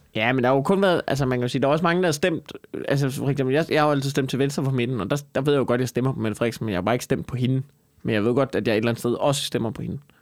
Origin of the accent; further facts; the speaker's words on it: Copenhagen, Capital Region of Denmark, Denmark; som københavner